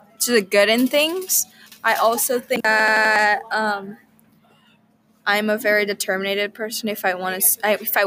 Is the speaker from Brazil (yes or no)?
yes; Brazil; now in United States; I'm not from here, so I do not know a lot about American country. I come from Brazil